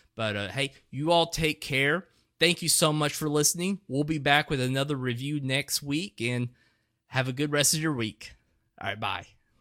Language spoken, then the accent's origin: English; Etowah, United States; inside my hometown of Etowah